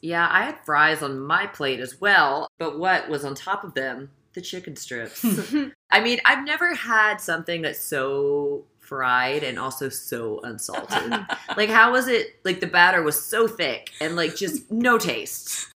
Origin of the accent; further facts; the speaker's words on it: the South, United States; I'm from the South